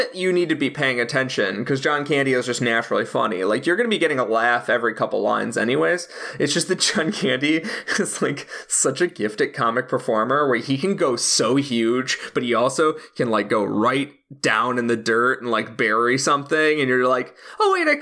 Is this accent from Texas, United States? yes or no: no; Chicago, Illinois, United States; As a Chicagoan